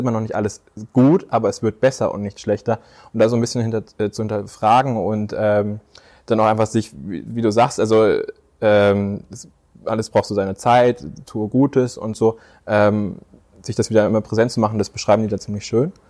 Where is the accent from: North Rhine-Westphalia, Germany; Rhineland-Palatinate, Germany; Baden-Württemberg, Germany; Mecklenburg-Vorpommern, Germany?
North Rhine-Westphalia, Germany; Herdecke; born there; also born or lived in Dortmund / Plettenberg / Aschaffenburg; Ich bin in Herdecke in Nordrhein-Westfalen geboren, dann sind wir mal nach Dortmund gezogen, dann sind wir nach ähm, äh, Plettenberg, Hering, Kerstenhausen, Hühnfeld, ähm, Mansbach zwischenzeitlich.